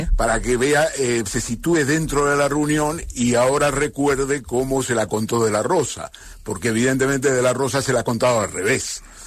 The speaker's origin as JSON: {"language": "Spanish", "region": "Catalonia", "country": "Spain", "said": "yo soy catalán también"}